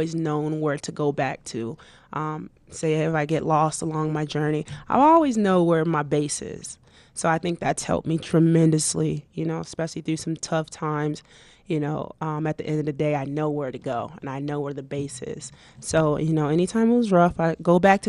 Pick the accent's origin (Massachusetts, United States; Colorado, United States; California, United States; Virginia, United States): Colorado, United States; Colorado Springs; Colorado Springs. That's where I'm from.